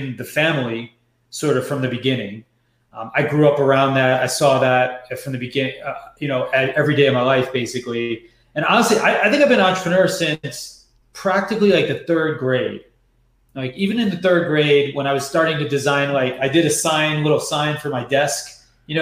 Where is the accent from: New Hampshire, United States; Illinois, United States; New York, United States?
New York, United States; moved away; also born or lived in San Francisco; I'm born and raised in New York, and I'm the first generation son of, two Guyanese immigrants that came here